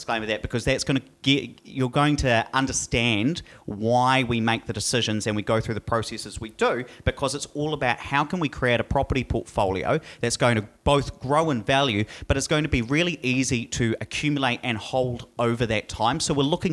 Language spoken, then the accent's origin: English; Hawera, Taranaki, New Zealand; If I can just talk about my hometown, I come from Hawera.